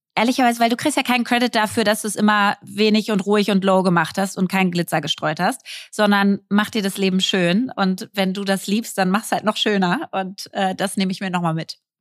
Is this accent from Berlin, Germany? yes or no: yes; Berlin, Germany; als Berlinerin